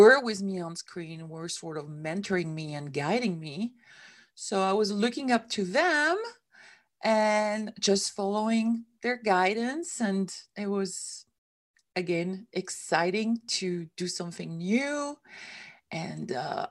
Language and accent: English; Switzerland; moved away as an adult; also born or lived in San Diego; I came from Switzerland, which is where I come from.